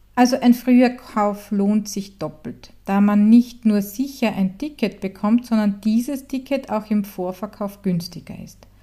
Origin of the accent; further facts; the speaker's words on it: Styria, Austria; aus meiner Heimat in der grünen Steiermark